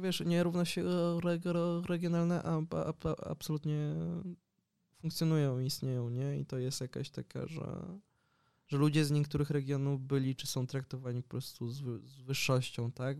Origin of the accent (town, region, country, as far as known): Poland; now in Barcelona, Spain